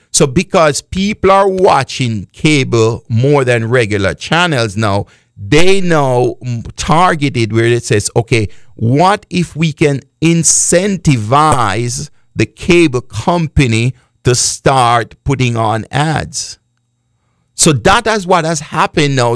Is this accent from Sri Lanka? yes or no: no; Jamaica; I am from Jamaica